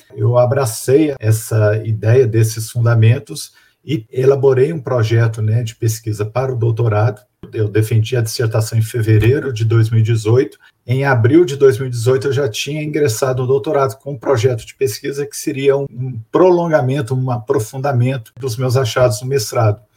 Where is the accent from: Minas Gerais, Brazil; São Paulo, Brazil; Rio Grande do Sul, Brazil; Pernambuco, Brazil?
Minas Gerais, Brazil; Belo Horizonte; moved away as an adult; also born or lived in Divinópolis, Brazil; now in Curitiba, Brazil; Sou de Belo Horizonte, é, na verdade, mineiro, nascido em Divinópolis, mas há muito morava em Belo Horizonte